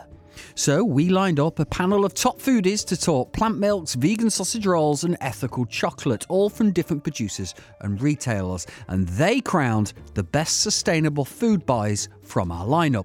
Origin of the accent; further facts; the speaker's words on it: Midlands, United Kingdom; I'm from the Midlands